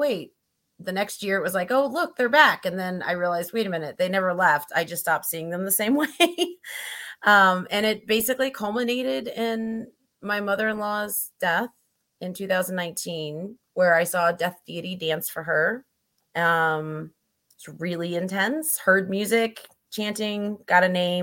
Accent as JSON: {"language": "English", "region": "Missouri", "country": "United States", "tie": "born or raised there", "said": "I grew up in Missouri, which was very Christian culture"}